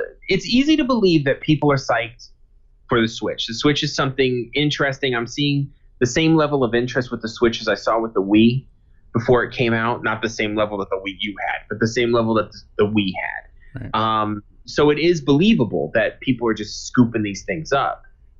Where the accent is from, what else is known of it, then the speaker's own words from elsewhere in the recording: Boston, Massachusetts, United States; Just because I'm from Boston, so I'm supposed to like this team.